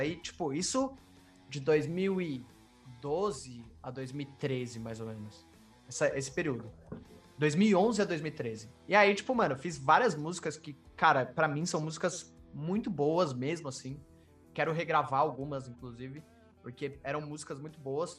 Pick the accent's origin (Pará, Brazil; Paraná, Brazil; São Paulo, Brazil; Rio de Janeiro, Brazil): São Paulo, Brazil; eu sou de São Paulo